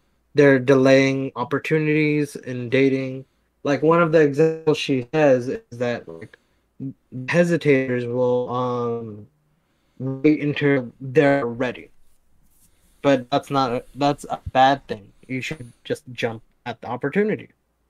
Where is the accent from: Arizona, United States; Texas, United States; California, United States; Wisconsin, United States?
California, United States; Oakland; Yeah, I was born in Oakland.